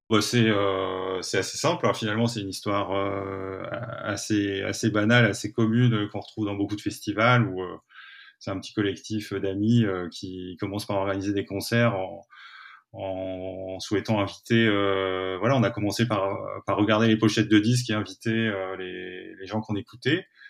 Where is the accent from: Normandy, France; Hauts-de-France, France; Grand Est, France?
Hauts-de-France, France; Aulnoye-Aymeries; dans une petite ville qui s'appelle olno emery où j'ai grandi